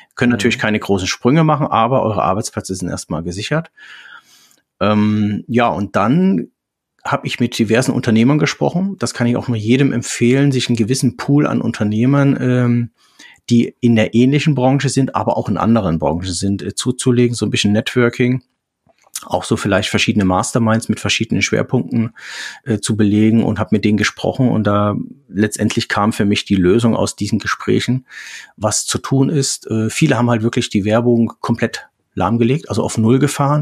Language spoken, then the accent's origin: German; near Meissen, Saxony, Germany; now in Reinbek, Germany; komme ursprünglich aus der Nähe von Meißen, aus Sachsen, bin jetzt seit 25 Jahren im Norden